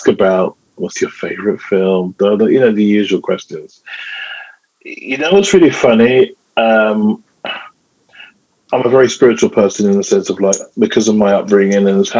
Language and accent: English; London, United Kingdom; a regular young boy growing up in London.